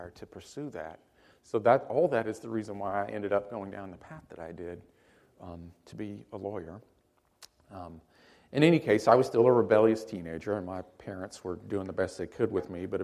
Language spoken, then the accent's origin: English; Hattiesburg, Mississippi, United States; I got a full scholarship to a little college in my hometown called William Carey College